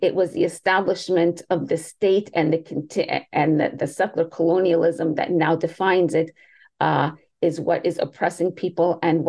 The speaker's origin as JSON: {"language": "English", "country": "United States", "tie": "born or raised there", "said": "I am American. I was born and raised here. My parents came here. My mom was about 9 months pregnant with me"}